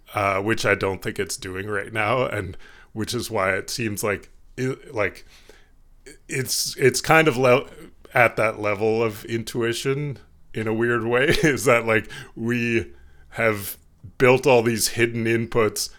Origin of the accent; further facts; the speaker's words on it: Canada; being Canadian